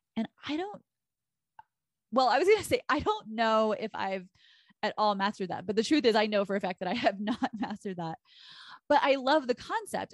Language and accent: English; Texas, United States; I'm from Texas